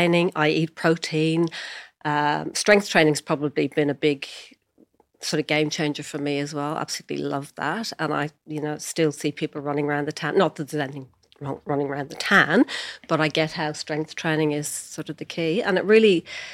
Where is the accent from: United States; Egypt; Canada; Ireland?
Ireland; Dublin, Leinster; moved away as an adult; now in Australia; My accent probably give me away. I'm from Dublin originally, came to Australia on a working holiday visa 40 years ago, and I'm still here